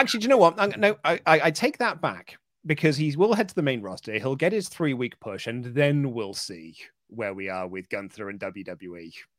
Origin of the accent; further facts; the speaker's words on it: United Kingdom; I'm British